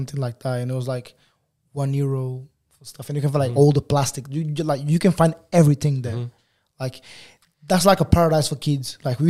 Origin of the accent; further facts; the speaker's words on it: Angola; born there; So I was born in Angola. My mom and my dad, they both from Angola as well.